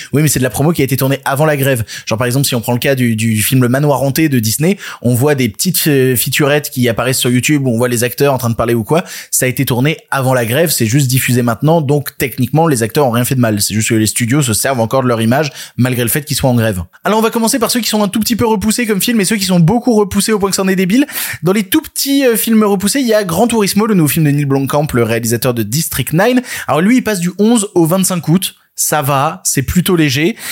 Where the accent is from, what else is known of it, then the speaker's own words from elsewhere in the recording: France; chez nous en France